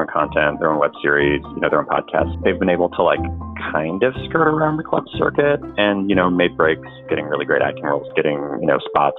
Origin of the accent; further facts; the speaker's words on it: Marysville, Washington, United States; as a teenager in a small town in Marysville, Washington